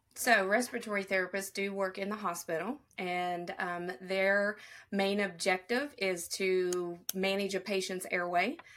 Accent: southern tip of Ohio, United States; accent: southern; I was born in Ohio, but I am on the most southern tip of Ohio, and I border Kentucky and West Virginia

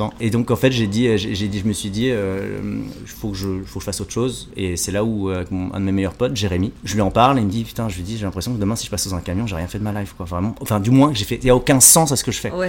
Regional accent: France; also born or lived in Jakarta, Indonesia; Je suis né donc à Jakarta en Indonésie. Je suis arrivé en France à l'âge de 4 mois. J'ai eu la chance d'être adopté par une famille française

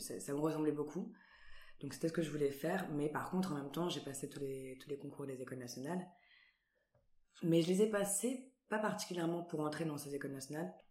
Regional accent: Antibes, Provence-Alpes-Côte d'Azur, France; moved away as an adult; now in Paris, France; je viens d'Antibes, je suis originaire d'Antibes

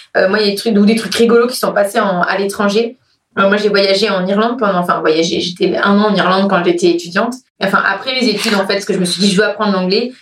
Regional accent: France; also born or lived in Cork, Ireland; I'm French

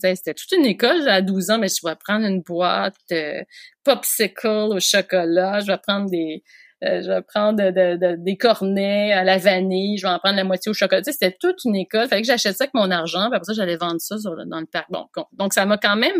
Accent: Montreal, Quebec, Canada; moved away; j'ai grandi à Montréal

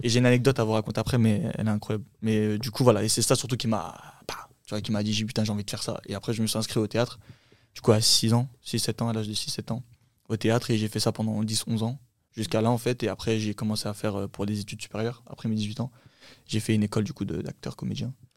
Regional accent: Champigny-sur-Marne, Île-de-France, France; first language Turkish; French is a second language; also born or lived in Saint-Brieuc, Brittany; je suis né euh, là-bas et je suis resté au bout de deux ans. On est venu sur Paris

